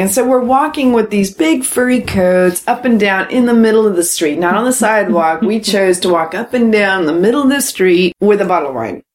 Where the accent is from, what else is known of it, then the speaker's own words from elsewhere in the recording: United States; that's just being American